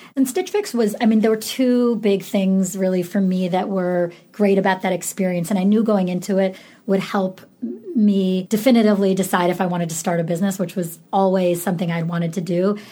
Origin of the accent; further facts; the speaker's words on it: Syracuse, New York, United States; I grew up in Syracuse, New York, and it was a really cold, boring place to grow up